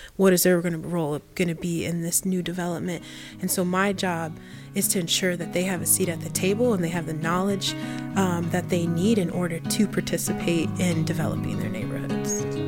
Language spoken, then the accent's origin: English; Indiana, United States; moved away; I grew up in Indiana and I was one of four families of color